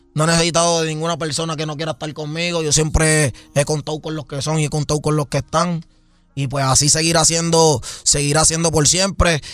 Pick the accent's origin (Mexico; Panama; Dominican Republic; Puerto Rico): Puerto Rico; also born or lived in United States; yo salí de Puerto Rico, salí de abajo